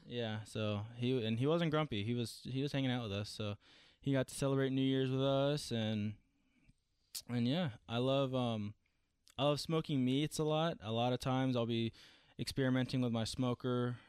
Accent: Franklin, Tennessee, United States; I was born in Franklin, Tennessee. I've only lived in Tennessee

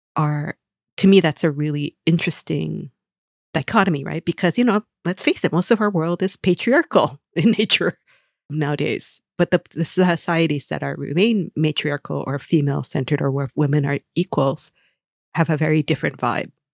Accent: Hawaii, United States; moved away; growing up in Hawaii

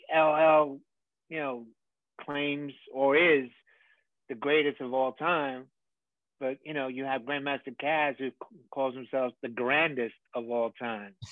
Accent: New York City, New York, United States; growing up in the Bronx at that time

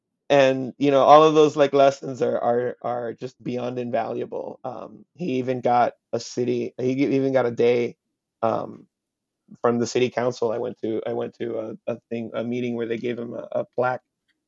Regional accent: Hialeah, Florida, United States; first language Spanish; English is a second language; I am Cuban. My parents are Cuban exiles. They met in Hialeah, and I was born and raised there. I was raised in Spanish.

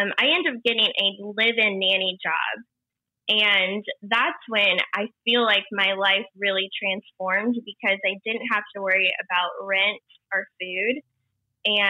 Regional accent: Indiana, United States; moved away as an adult; now in Los Angeles, United States; But I'm from a small town in Indiana, and I grew up there basically. And I moved out to LA 8 years ago.

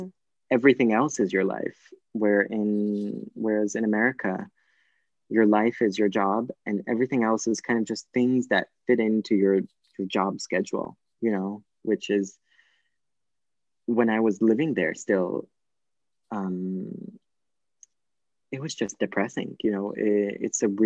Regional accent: United States; moved away as an adult; also born or lived in New York; now in Florence, Italy; I'm American

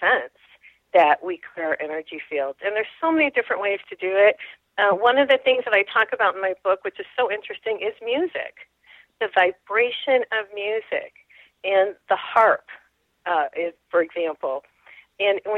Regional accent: New Mexico, United States; I'm from New Mexico

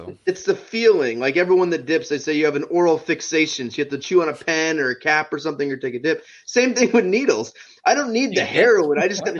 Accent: Massachusetts, United States; born there; I was born right outside of Boston, so maybe that's part of it. I don't know. I was born like 45 minutes from Boston, so maybe that's it. But I didn't live there.

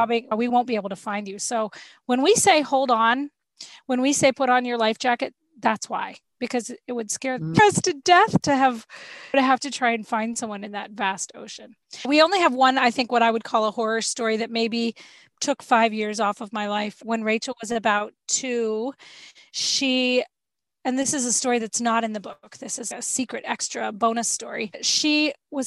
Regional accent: Florida, United States; We're from Florida. We're used to having sea creatures in our backyard

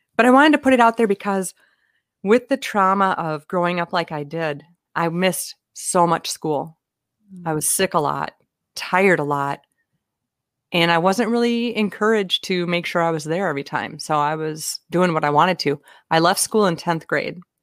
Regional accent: Minnesota, United States; I'm from Minnesota

